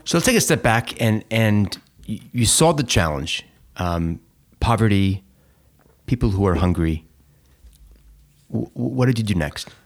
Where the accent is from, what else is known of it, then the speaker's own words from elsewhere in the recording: Teaneck, New Jersey, United States; We we grew up in Teaneck, New Jersey together.